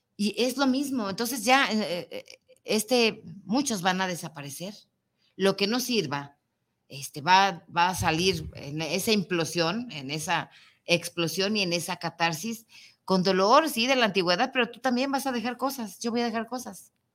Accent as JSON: {"language": "Spanish", "country": "Mexico", "said": "nosotros como mexicanos"}